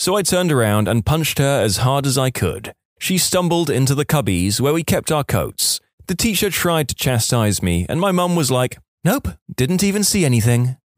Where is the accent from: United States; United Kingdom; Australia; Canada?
United States; San Diego, California; I'm from San Diego, and during the summer, you have to claim bonfire pits on the beach really early in the morning if you want it for that night.